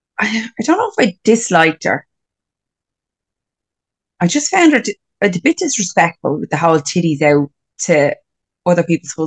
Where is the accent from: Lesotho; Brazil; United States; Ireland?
Ireland; Glendalough, Leinster; I'm from Glendalough.